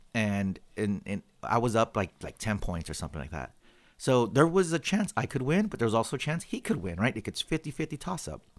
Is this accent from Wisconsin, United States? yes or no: no; California, United States; every Californian